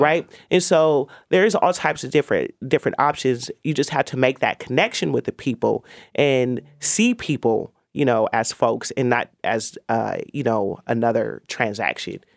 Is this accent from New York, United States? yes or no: no; Oakland, California, United States; I'm an Oakland native